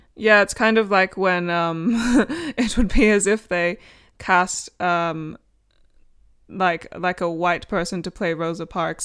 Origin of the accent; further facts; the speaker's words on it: Australia; now in United Kingdom; I'm Australian